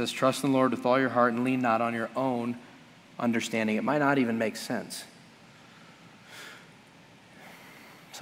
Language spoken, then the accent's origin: English; United States; as American Christians